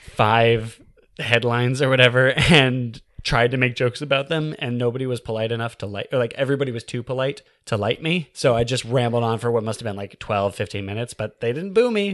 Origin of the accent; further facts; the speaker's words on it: California, United States; moved away as an adult; also born or lived in New York City / Alaska; I'm from California